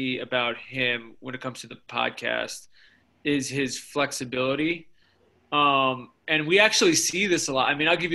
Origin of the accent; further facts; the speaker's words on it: United States; I grew up in New York. My family's all from Chicago.